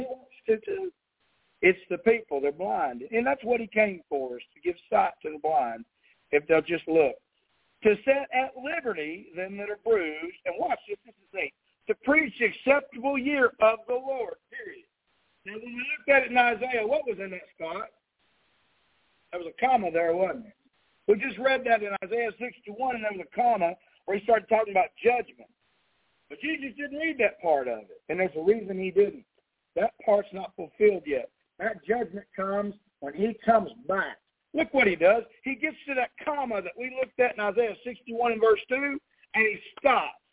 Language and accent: English; Texas, United States; moved away; here in my hometown